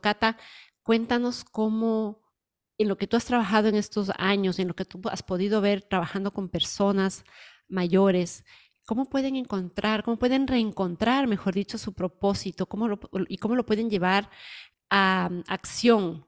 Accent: Ecuador; moved away; yo soy ecuatoriana y voy mucho cuando voy a mi país

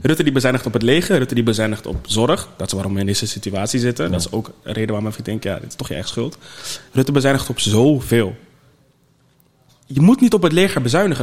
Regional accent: Netherlands; als Nederlander

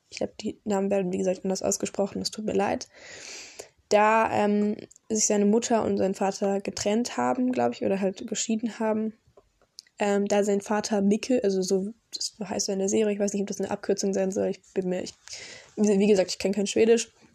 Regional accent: Karlsruhe, Baden-Württemberg, Germany; Ich komme aus Deutschland, Karlsruhe

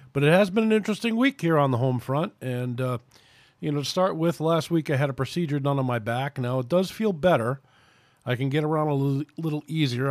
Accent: New York City, New York, United States; moved away as an adult; also born or lived in Connecticut; now in Alabama, United States; I grew up in New York City, so it's a little difficult for me to make the transition from, uh, you know, from being a New Yorker and coming up here to, or coming down here to Alabama

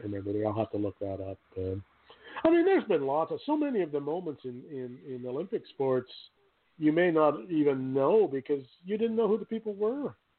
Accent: Canada; I'm Canadian

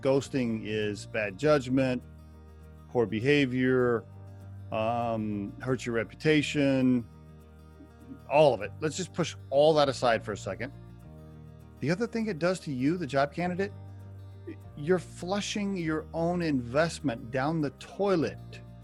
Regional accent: Oklahoma, United States; I grew up in Oklahoma

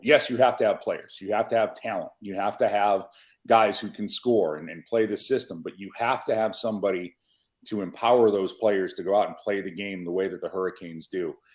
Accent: Buffalo, New York, United States; The Natural, filmed in my hometown of Buffalo, New York

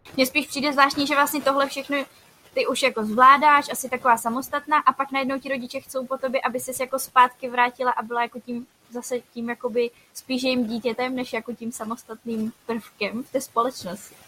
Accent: Czechia

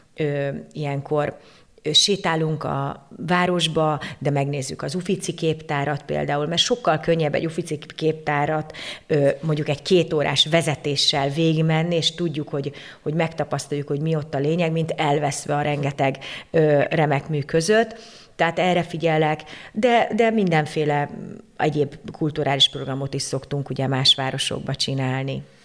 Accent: Székesfehérvár, Fejér, Hungary; moved away as an adult; also born or lived in Budapest / Tuscany, Italy; Székesfehérvári vagyok, itt, itt születtem, itt, itt jártam gimnáziumban, gimnáziumban, főiskolára, tehát tulajdonképpen itt, itt töltöttem 35 évemet

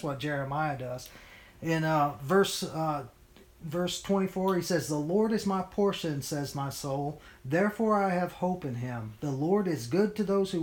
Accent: United States; we as the American church

